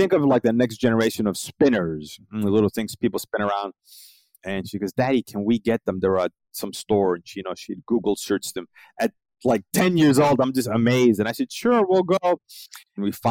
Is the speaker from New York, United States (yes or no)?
yes; New York City, New York, United States; moved away as an adult; now in South Florida, United States; I'm originally from Brooklyn, New York, and now I live in South Florida